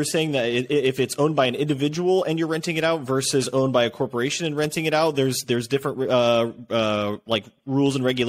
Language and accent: English; Indiana, United States; I'm from Indiana